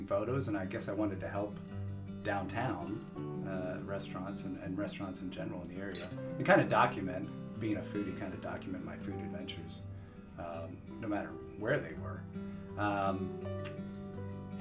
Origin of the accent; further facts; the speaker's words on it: York, Pennsylvania, United States; I did grow up here. My family's here